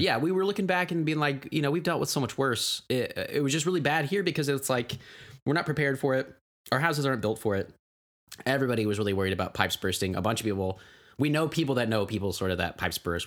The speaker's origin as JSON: {"language": "English", "town": "Tulsa", "region": "Oklahoma", "country": "United States", "moved": "yes", "said": "I'm, I'm from Oklahoma. I'm from Tulsa"}